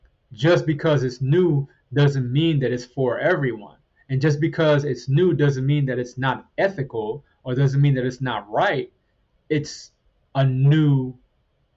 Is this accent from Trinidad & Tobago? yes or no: yes; Trinidad & Tobago; moved away; I was born in Trinidad, in the Caribbean, and we had chickens and other animals